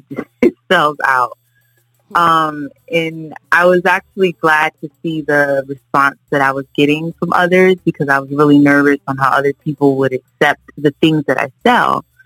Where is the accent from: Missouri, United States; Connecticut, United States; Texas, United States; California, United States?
Connecticut, United States; now in Florida, United States; I'm originally from Connecticut. We moved here to Florida, me and my family, quite some time ago